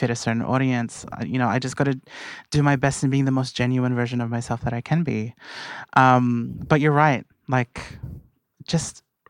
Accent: Blacktown, New South Wales, Australia; as someone who is Filipino and from Blacktown.

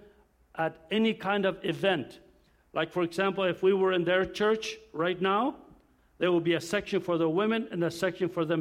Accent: Durango, Mexico; now in La Paz, Mexico; I'm just going to show my family where I was born and raised part of my life. I was born in Mexico

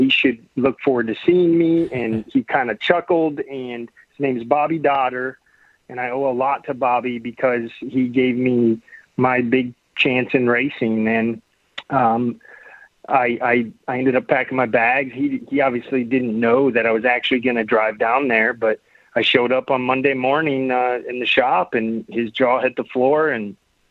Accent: Sheffield, Illinois, United States; I'm from Illinois, and I grew up really in a small area called Sheffield that doesn't have more than probably 1,000 people.

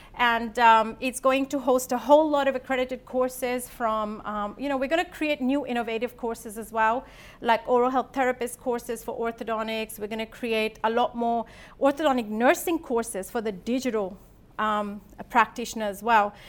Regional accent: India; also born or lived in Sydney, Australia / Adelaide, Australia; now in Australia; I'm born and brought up in India

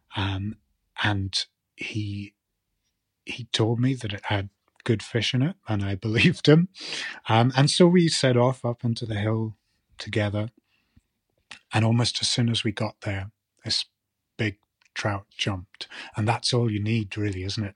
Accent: Shetland, Scotland, United Kingdom; now in mainland Scotland; growing up in Shetland

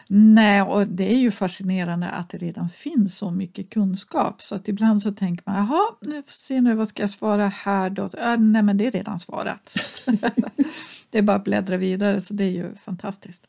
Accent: Kiruna, Norrbotten County, Sweden; när jag växte upp i Kiruna

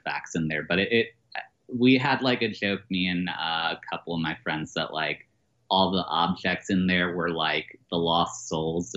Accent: Maryland, United States; I've been in Maryland most of my life

